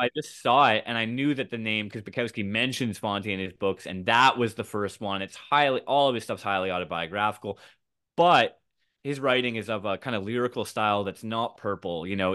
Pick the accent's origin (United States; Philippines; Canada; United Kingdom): Canada; I'm from Canada